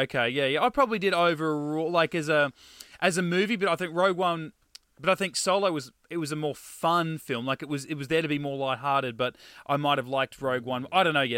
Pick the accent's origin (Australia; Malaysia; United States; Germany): Australia; we're Australian